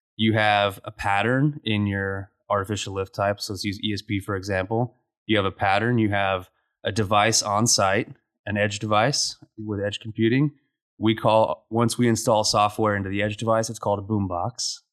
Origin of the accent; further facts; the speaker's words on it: Roswell, New Mexico, United States; moved away as an adult; also born or lived in Midland, Texas / Oklahoma City, Oklahoma; now in Lubbock, United States; I grew up in Roswell, New Mexico